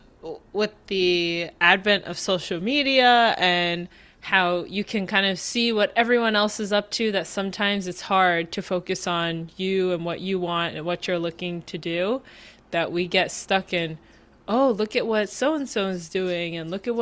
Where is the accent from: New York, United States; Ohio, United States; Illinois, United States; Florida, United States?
New York, United States; New York City; I'm from Queens